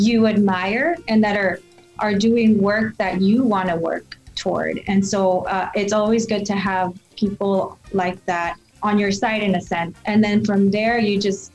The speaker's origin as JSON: {"language": "English", "town": "Salinas", "region": "California", "country": "United States", "tie": "born or raised there", "moved": "yes", "said": "I was born and raised in Salinas"}